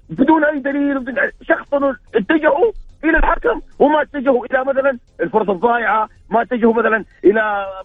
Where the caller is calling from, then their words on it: Jeddah, Makkah Province, Saudi Arabia; من جده